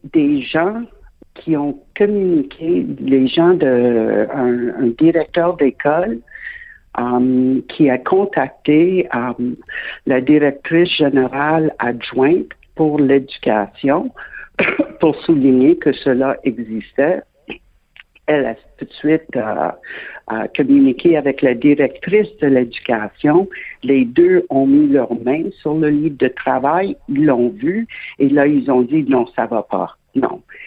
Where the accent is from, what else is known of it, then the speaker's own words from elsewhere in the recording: Quebec, Canada; je suis québécoise de naissance